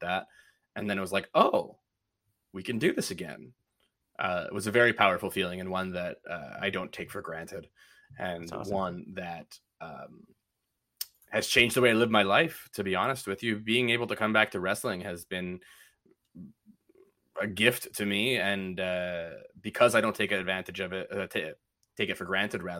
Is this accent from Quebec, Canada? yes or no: yes; Montreal, Quebec, Canada; I'm Canadian. I'm a little white dude from Montreal.